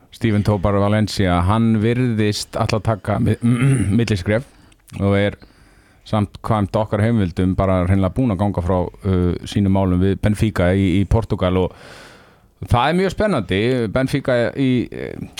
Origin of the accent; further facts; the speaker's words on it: Akureyri, Northeastern Region, Iceland; ég er nú frá Akureyri sjálfur